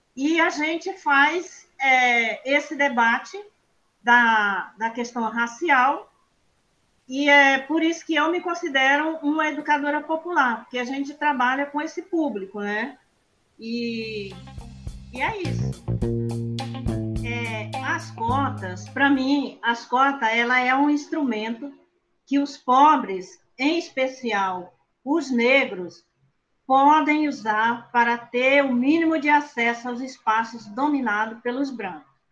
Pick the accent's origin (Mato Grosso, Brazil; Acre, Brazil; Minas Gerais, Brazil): Acre, Brazil; Eu nasci no Seringal, é um seringal de nome bem estranho, o seringal se chama Oco do Mundo, na colocação Esperança. Para quem é daqui do Acre